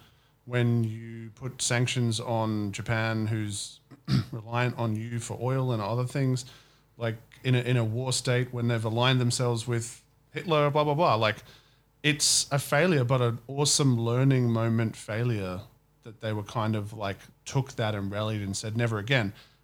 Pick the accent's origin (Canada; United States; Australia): Australia; As an Australian.